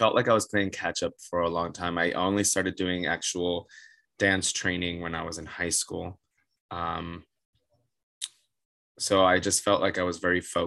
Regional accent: Miami, Florida, United States; moved away as an adult; also born or lived in Otterbein, Ohio; now in New York, United States; Born and raised Miami, Florida, 305 represent

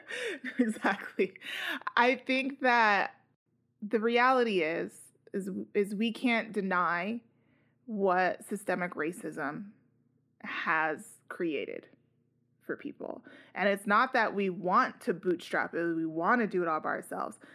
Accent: United States; I'm also an American Latino

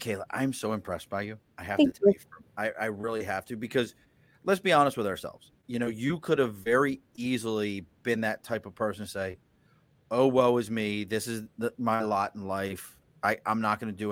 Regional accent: Baltimore, Maryland, United States; moved away; also born or lived in New Hampshire; I grew up in Baltimore

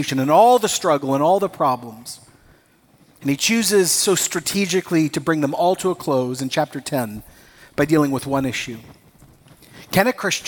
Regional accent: Costa Rica; moved away; I grew up in Costa Rica

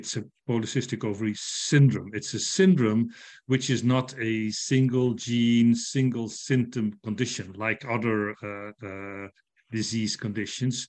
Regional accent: Netherlands; I'm from the Netherlands

